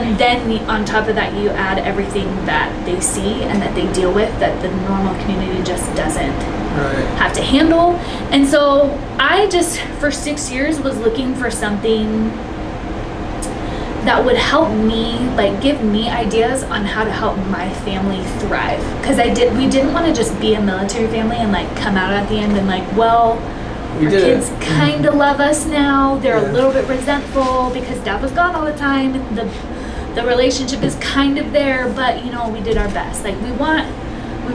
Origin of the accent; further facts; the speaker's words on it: Southern California, United States; moved away as an adult; now in Salt Lake City, United States; I'm originally from Southern California, so I am not a Utah native at all